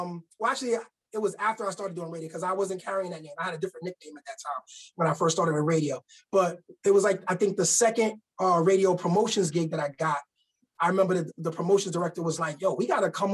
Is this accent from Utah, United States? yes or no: no; New York City, New York, United States; also born or lived in Bronx, New York; now in Albany, United States; I'm from Harlem, New York, originally. I grew up in Harlem, moved to the BX, and then eventually I found myself in Albany, New York